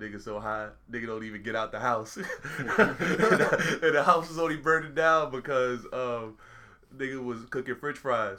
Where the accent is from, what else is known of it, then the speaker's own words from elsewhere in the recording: Florida, United States; Yeah, so I grew up in Florida.